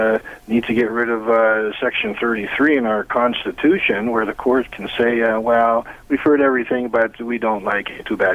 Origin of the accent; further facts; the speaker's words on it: Toronto, Ontario, Canada; accent: Toronto; I have a Toronto accent